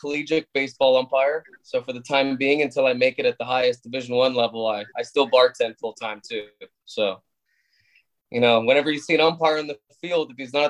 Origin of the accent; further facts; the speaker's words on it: Arizona, United States; also born or lived in Canada; I'm Canadian born. But you could say American bred. I moved to the States when I was 8. So moving from hockey as a main sport to baseball in Arizona